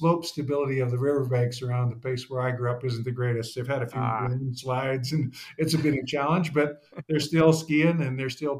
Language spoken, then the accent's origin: English; Fort St. John, British Columbia, Canada; I grew up in small town northern Canada, a little town called Fort St. John up on the Alaska Highway